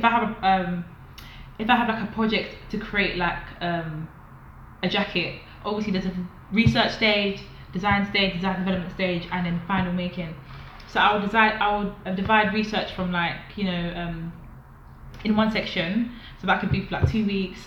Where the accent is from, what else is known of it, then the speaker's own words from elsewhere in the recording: London, United Kingdom; moved away as an adult; now in Manchester, United Kingdom; I'm in Manchester, but I'm from London.